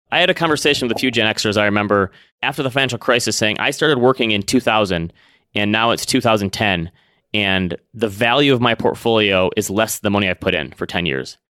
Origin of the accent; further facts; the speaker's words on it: Midwest, United States; growing up in the Midwest